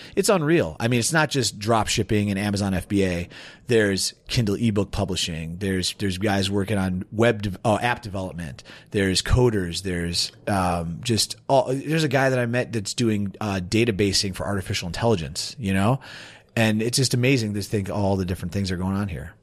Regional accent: Warrenville, Illinois, United States; moved away as an adult; also born or lived in Chicago; now in Chiang Mai, Thailand; I'm from Chicago, uh, born and raised in Warrenville, Illinois, which is a suburb

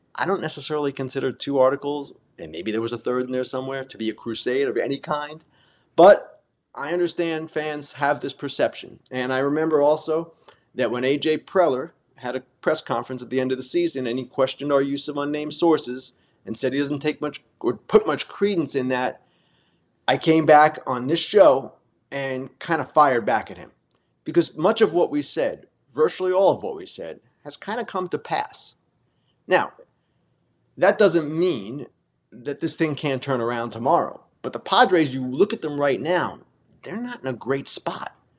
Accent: Long Island and Queens, New York, United States; I grew up on Long Island and in Queens

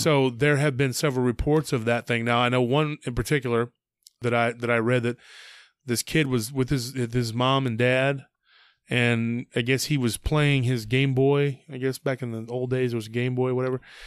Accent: near Lake Granger, Texas, United States; near my hometown, near Lake Granger

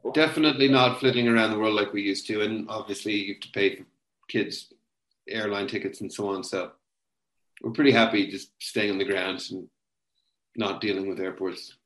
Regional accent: Limerick, Munster, Ireland; moved away as an adult; also born or lived in United States / China; now in Kenya; I was growing up in Limerick in the west of Ireland. And then from then until 23, when I finished university, I was in Ireland

